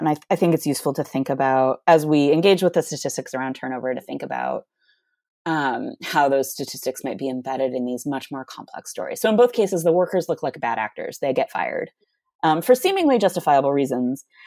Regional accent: Michigan, United States; moved away; I'm from Michigan originally

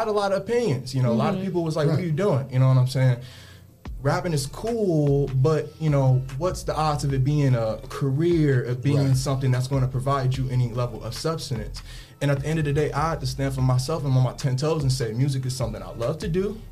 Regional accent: Toledo, Ohio, United States; also born or lived in Detroit, Michigan; I'm originally from Detroit, Michigan, but I moved out in Toledo when I was real young, my formative years, you know, 4 or 5 years old, and I've been out here ever

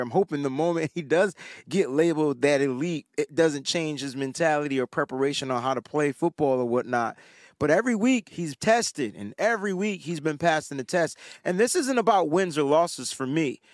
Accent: East Coast, United States; I'm from the East Coast

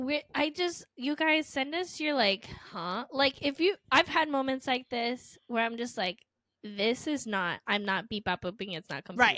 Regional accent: Florida, United States; we're from Florida

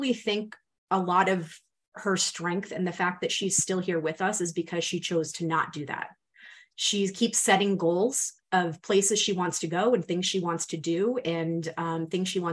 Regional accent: Rhode Island, United States; accent: New England; I'm from Rhode Island.

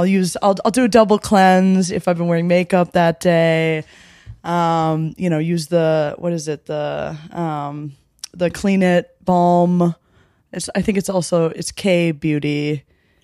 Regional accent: Midwest, United States; I'm from the Midwest, so horchata's a little like too spicy for me, a little too feisty.

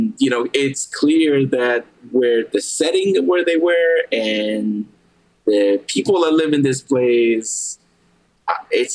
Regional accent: Guatemala; moved away; also born or lived in Maryland; When I grew up in Guatemala

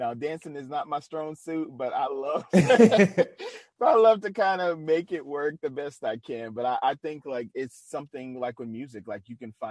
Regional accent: New Orleans, Louisiana, United States; Being from the South, being from New Orleans, which is a music capital

